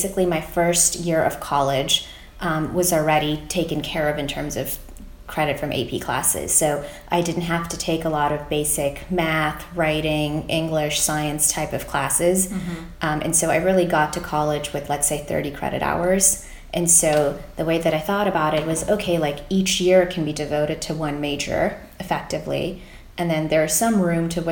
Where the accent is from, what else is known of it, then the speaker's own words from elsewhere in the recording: Fort Wayne, Indiana, United States; I grew up in Fort Wayne, Indiana, and, you know, obviously went to high school there